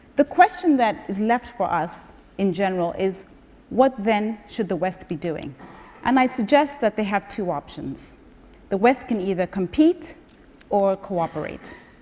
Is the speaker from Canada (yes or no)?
no; Zambia; I was born and raised in Zambia in 1969